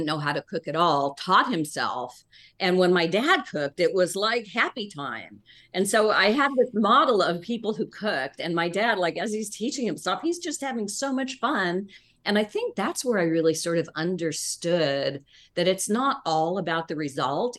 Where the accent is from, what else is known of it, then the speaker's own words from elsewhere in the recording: California, United States; I'm from California